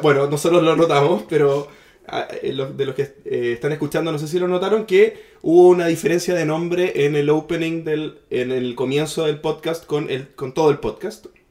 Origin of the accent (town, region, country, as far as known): Chile